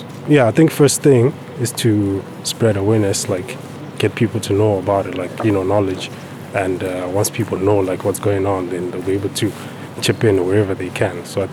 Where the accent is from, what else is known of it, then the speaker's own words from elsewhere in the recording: Zimbabwe; now in Leicester, United Kingdom; I'm doing aerospace. I'm from Zimbabwe.